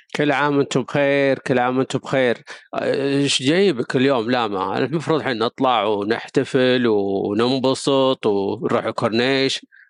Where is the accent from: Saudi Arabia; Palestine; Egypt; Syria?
Saudi Arabia; علينا كسعوديين